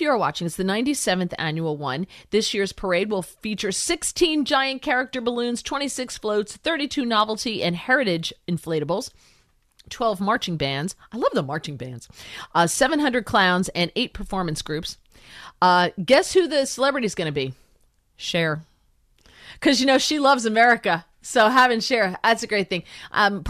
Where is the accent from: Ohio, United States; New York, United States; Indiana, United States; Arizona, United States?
New York, United States; New York metropolitan area, United States; growing up in the New York metropolitan area